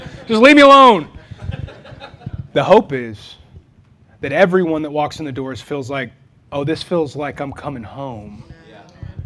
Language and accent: English; Texas, United States; now in Wichita, United States; I'm from Texas